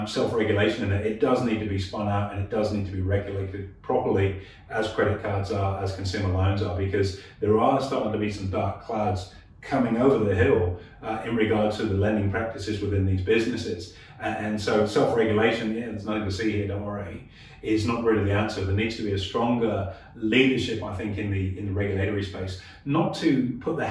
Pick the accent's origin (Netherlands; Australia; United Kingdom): Australia; as Australians